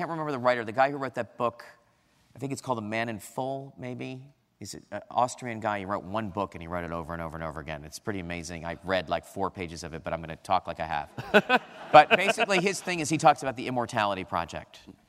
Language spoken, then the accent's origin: English; California, United States; from California, the land of Reagan.